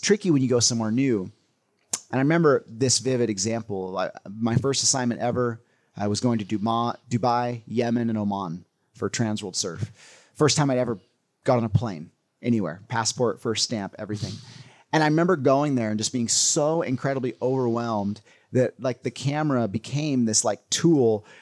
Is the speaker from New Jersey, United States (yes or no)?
no; California, United States; growing up in California